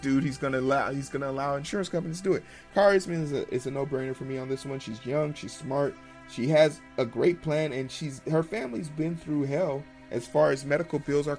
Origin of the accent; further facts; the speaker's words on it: Nigeria; now in United States; I was born in Nigeria